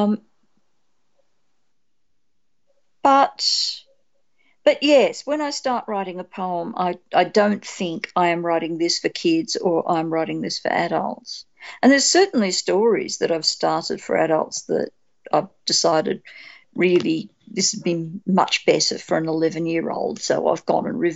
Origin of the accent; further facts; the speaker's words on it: Australia; an Australian spec fic writer